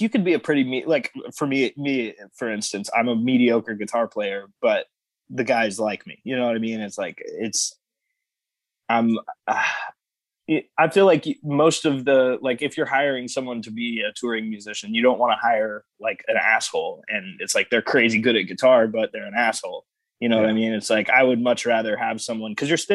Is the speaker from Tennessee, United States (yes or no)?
yes; Nashville, Tennessee, United States; moved away as an adult; now in Indiana, United States; that's my hometown